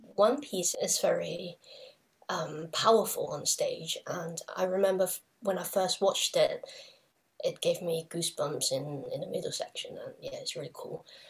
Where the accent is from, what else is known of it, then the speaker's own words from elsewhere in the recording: Hong Kong; I come from Hong Kong